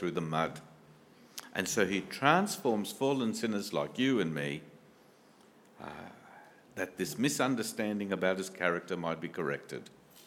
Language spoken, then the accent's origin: English; India; I come from India